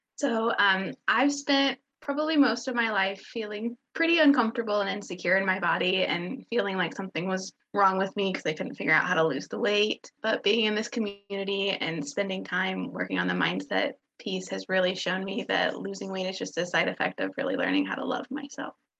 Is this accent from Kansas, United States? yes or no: yes; Kansas, United States; I am from Kansas